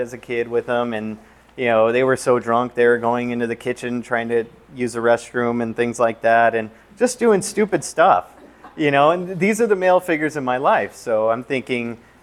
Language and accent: English; Southern California, United States; Growing up in Southern California